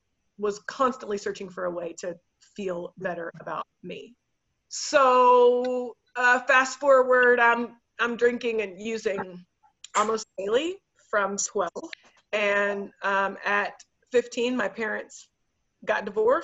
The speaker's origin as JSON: {"language": "English", "town": "Dallas", "region": "Texas", "country": "United States", "tie": "born or raised there", "said": "I grew up in Dallas"}